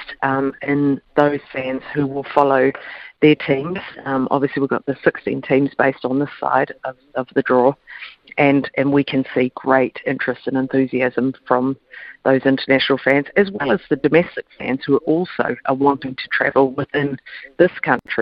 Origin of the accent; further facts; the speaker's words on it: New Zealand; as a New Zealander